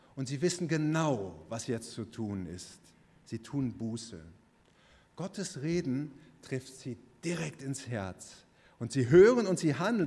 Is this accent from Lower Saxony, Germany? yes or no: no; Bochum, North Rhine-Westphalia, Germany; Bochum, wo ich herkomme